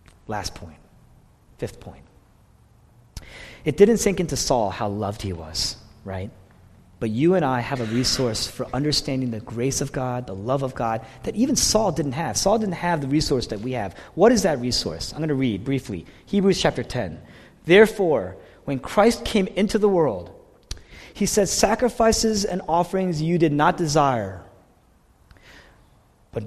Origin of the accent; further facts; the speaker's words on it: Fort Washington, United States; also born or lived in Boston; I grew up in this area. I grew up in Fort Washington, that area.